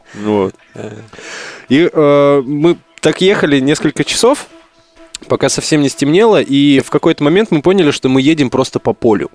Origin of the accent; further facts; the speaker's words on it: Altai Krai, Russia; moved away; в родной город на Алтай туда, Алтай Алтайский край